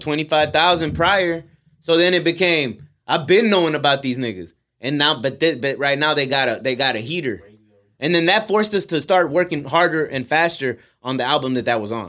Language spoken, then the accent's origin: English; Houston, Texas, United States; we're from Houston